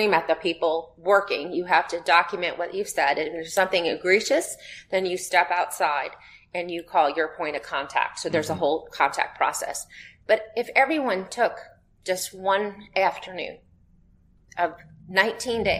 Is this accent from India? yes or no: no; United States; I'm an American.